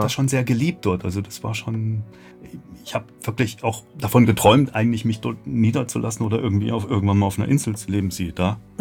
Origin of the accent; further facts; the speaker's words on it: Leipzig, Saxony, Germany; Ich komme ein bisschen weiter her aus Sachsen, äh, Leipzig